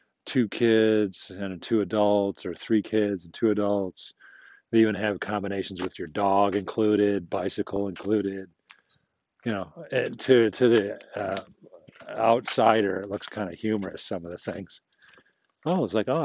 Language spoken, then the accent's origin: English; United States; also born or lived in Germany; I am an American